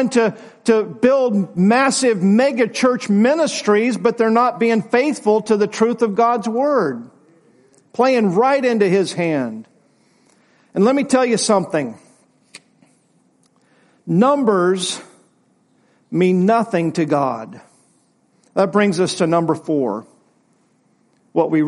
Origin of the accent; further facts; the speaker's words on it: United States; I'm glad to be an American, but it's not my first allegiance.